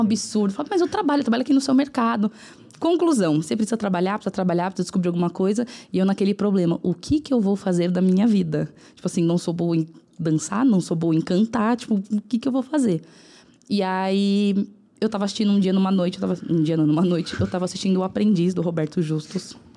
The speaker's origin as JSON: {"language": "Portuguese", "region": "São Paulo", "country": "Brazil", "said": "onde eu moro ainda, é. que é no Cangaíba, na zona leste de São Paulo"}